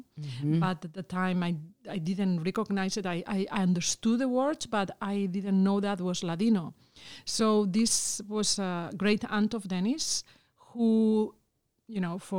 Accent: Spain; moved away; I was from Spain

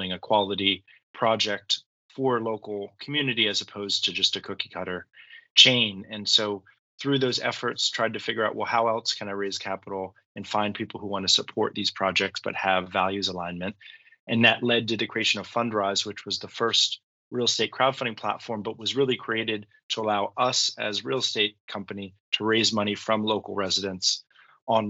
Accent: Washington, District of Columbia, United States; I grew up in Washington, D.C.

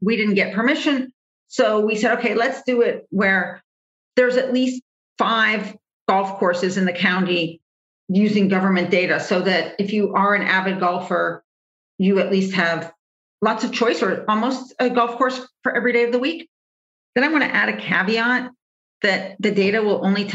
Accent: Midwest, United States; as a Midwesterner

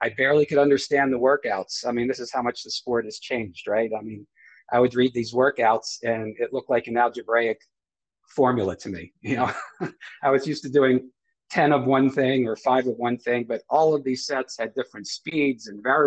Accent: New Jersey, United States; I'm from the States, New Jersey State

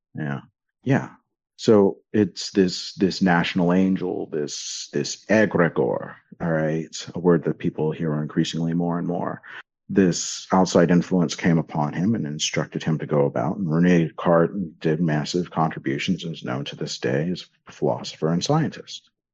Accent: Miami, Florida, United States; when I grew up in Miami.

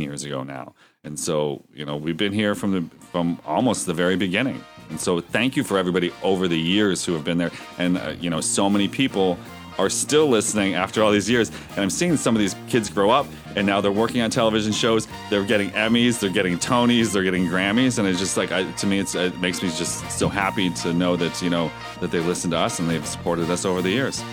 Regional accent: Erie, Pennsylvania, United States; my hometown of Erie, P

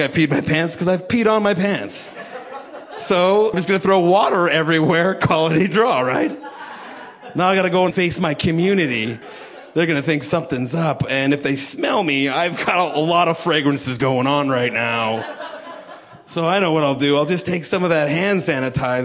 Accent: Canada

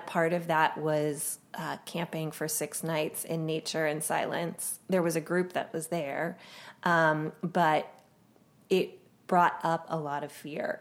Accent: Pennsylvania, United States; I grew up in Pennsylvania

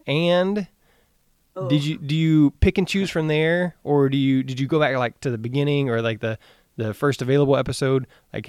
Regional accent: Texas, United States; I'm from Texas in the South

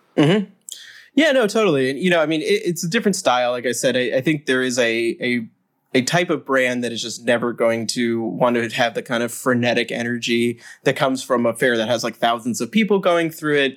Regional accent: United States; as an American

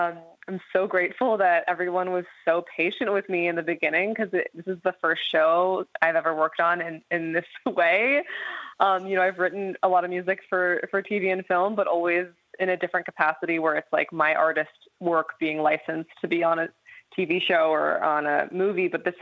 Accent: New York City, New York, United States; I grew up in the musical theater, actually. I grew up in New York City, and I grew up doing a lot of theater, a lot of theatrical kind of music.

